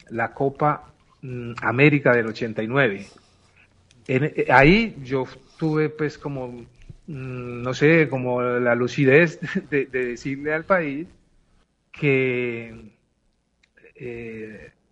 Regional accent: Colombia; ese Calda reflejaba lo que nosotros queríamos como colombianos mm, que podíamos expresar a través del juego.

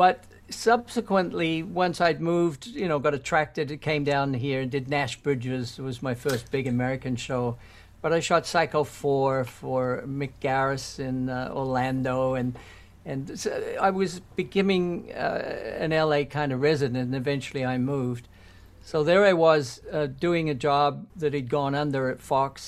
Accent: New Zealand; moved away as an adult; also born or lived in London, United Kingdom / Toronto, Canada; I was born in New Zealand

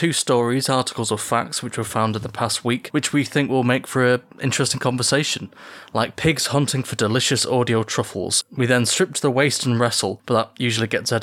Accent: United Kingdom; as British people

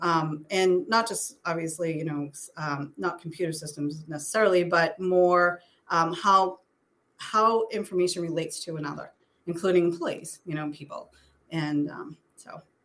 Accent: Methuen, Massachusetts, United States; also born or lived in Boston / South Shore, Massachusetts; now in Stoughton, United States; I grew up in Methuen

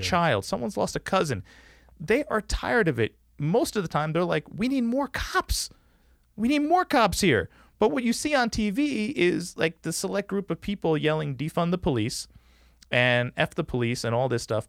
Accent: New York City, New York, United States; moved away; my mom moved to this neighborhood on Staten Island

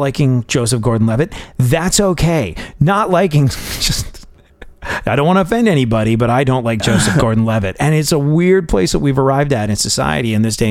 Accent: England, United Kingdom; moved away; I grew up in England

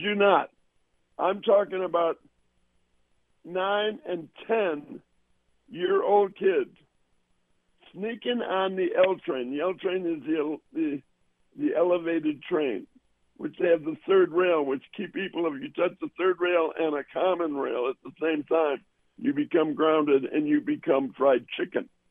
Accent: Evanston, Illinois, United States; also born or lived in Chicago; I grew up in Northwestern and in Evanston, which where Northwestern is

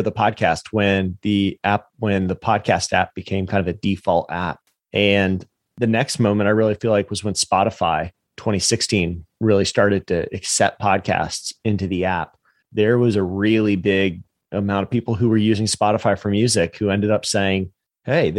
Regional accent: the South, United States; now in Jacksonville, United States; I'm from the South

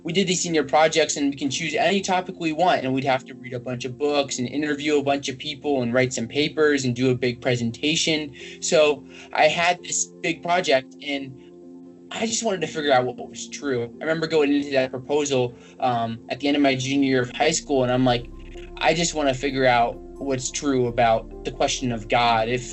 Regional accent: United States; I just a Christian because I grew up in America

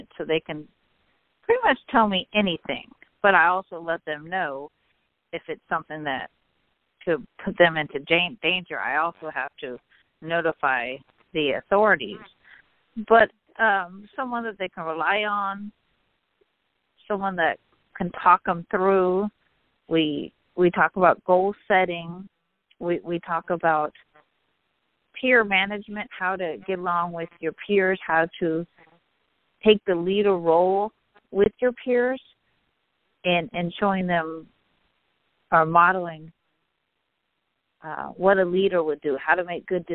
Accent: Northern California, United States; also born or lived in Central Valley, California; I grew up in Northern California, the youngest of our family

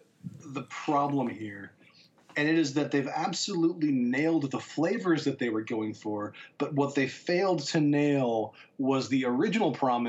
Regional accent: United States; I'm your typical American guy who's been trained his whole life to just eat.

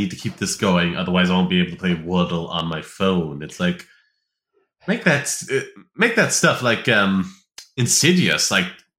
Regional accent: United States; I'm American

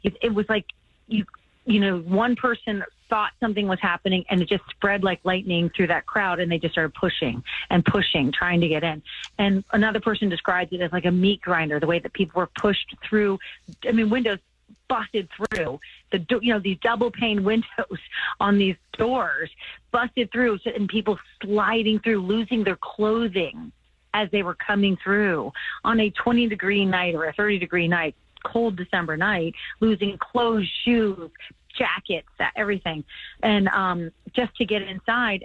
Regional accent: Finneytown, Ohio, United States; I was from Cincinnati, because I grew up in Finneytown

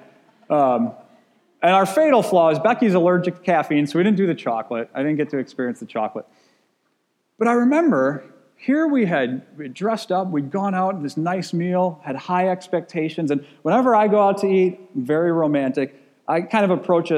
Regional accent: Wisconsin, United States; I grew up in Wisconsin

